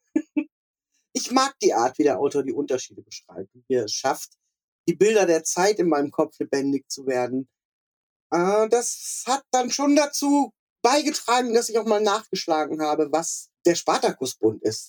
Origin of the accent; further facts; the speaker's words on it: West Germany, Germany; für mich so als Westdeutsche